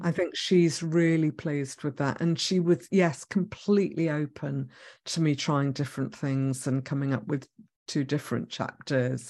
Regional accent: Israel; moved away; I was born in Israel

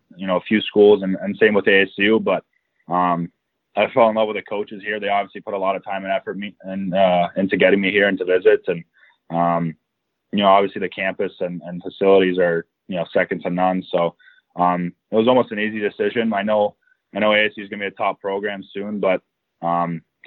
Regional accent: Phoenix, Arizona, United States; I actually grew up in Phoenix, Arizona

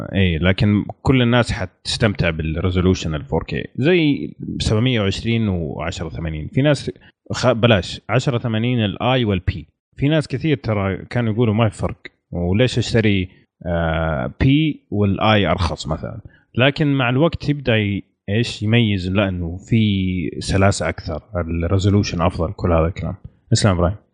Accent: Saudi Arabia; عندنا في السعودية

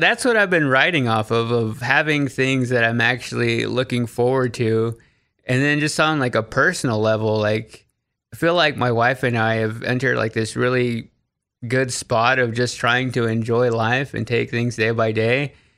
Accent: Waxahachie, Texas, United States; moved away as an adult; now in Nashville, United States; I grew up in Waxahachie, which is thirty minutes south of Dallas

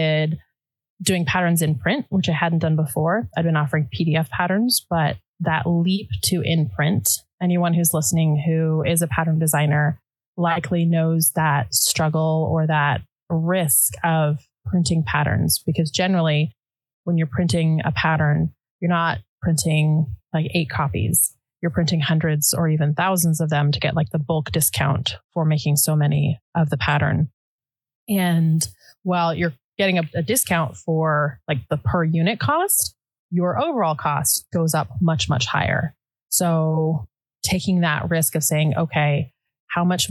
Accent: United States; first language Dutch; also born or lived in Netherlands; Dutch is my first language, but we moved to the U.S. when I was under a year old

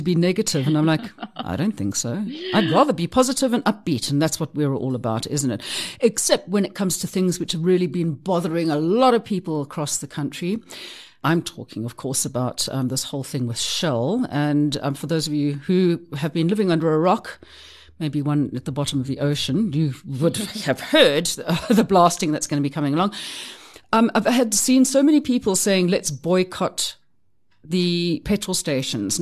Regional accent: South Africa; I'm a Soti. There's a big difference there, but I'm South African too

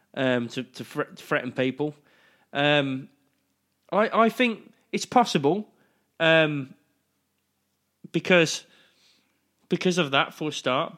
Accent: United Kingdom; I'm British

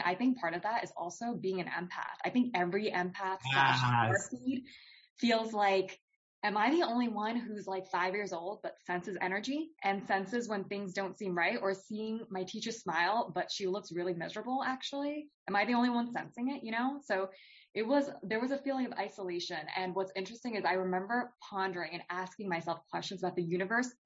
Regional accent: United States; I was born here, but my parents were from India

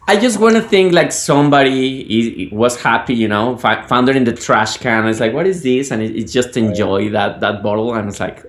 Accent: Guadalajara, Jalisco, Mexico; now in United States; I'm from Guadalajara

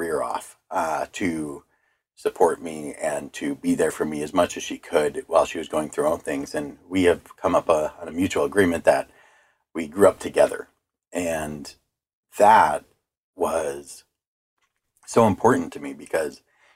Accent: Eastpointe, Michigan, United States; my childhood, we grew up on Stevens Drive

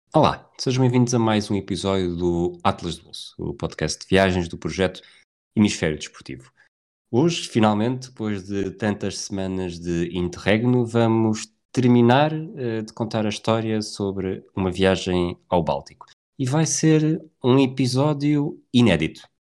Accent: Portugal; eu sou, sou português

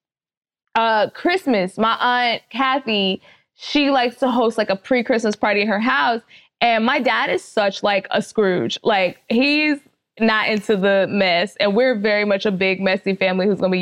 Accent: Dallas, Texas, United States; also born or lived in Miami-Dade, Florida; now in Los Angeles, United States; I'm from Dallas, Texas

